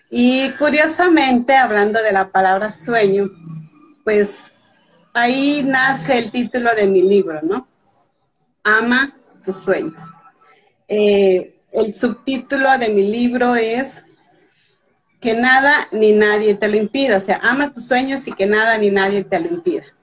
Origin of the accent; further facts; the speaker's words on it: Veracruz, Mexico; Yo vivo en México, soy veracruzana de nacimiento, o sea, del estado de Veracruz en México, eh, casi es pura costa. Y aquí en este estado nací y en este estado actualmente radico.